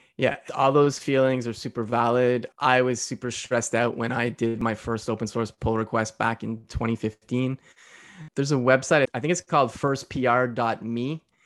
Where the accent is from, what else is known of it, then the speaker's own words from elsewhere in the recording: Montreal, Quebec, Canada; I'm from Montreal, Quebec, Canada, so East Coast of Canada